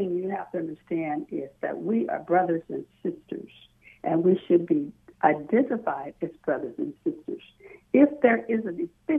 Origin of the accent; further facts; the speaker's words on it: the South, United States; I grew up in the South